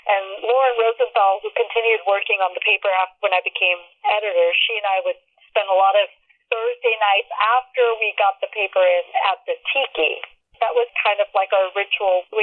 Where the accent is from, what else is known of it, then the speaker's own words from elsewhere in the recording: Pakistan; born there; and I was born in Pakistan, so I had a copy of my original birth certificate, but it, did that one didn't fly because it was in Urdu.